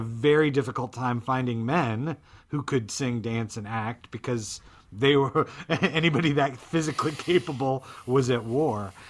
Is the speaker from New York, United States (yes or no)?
no; Florida, United States; when I was growing up in Florida